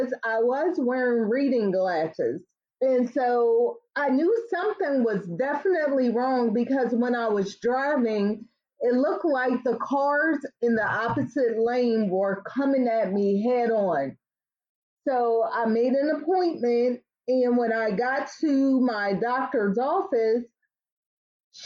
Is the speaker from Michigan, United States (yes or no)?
no; Tarboro, North Carolina, United States; moved away; I spent a lot of time there growing up in Tarboro, North Carolina. So I consider myself a Southern girl living in the city